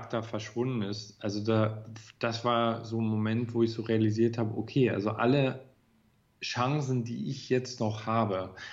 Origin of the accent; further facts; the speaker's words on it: Görlitz, Saxony, Germany; Ja, in Görlitz. das ist eine ganz relativ kleine Provinzstadt, mittlerweile die östlichste Stadt. Also die liegt an der polnischen Grenze.